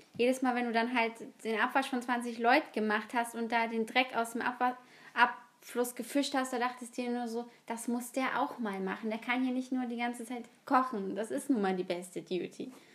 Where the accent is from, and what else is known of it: Germany